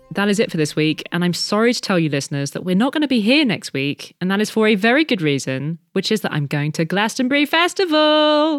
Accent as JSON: {"language": "English", "town": "Paris", "region": "Île-de-France", "country": "France", "tie": "born or raised there", "moved": "yes", "said": "my hometown of Paris."}